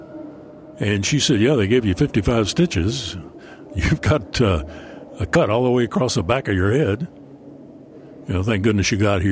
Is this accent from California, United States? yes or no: no; Paintsville, Kentucky, United States; my hometown of Paintsville